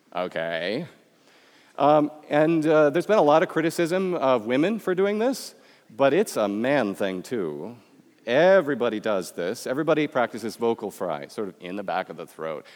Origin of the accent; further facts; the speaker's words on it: Michigan, United States; accent: Midwestern; moved away; also born or lived in Florida; I come from Michigan, where you don't have an accent